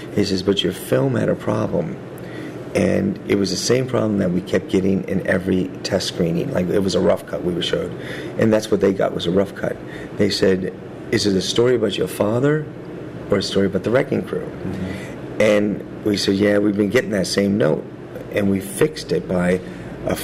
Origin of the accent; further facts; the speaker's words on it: United States; we're American